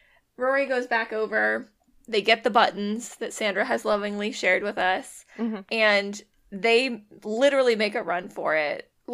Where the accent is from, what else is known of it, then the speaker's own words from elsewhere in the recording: Seattle, Washington, United States; moved away; I'm from Seattle